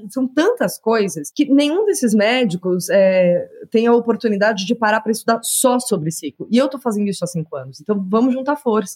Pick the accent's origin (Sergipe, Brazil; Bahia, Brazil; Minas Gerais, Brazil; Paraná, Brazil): Paraná, Brazil; Curitiba; moved away as an adult; also born or lived in São Paulo; eu sou curitibana, filha única, de uma criação bastante é, convencional, né? E quando eu me mudei para São Paulo, em, com 23 anos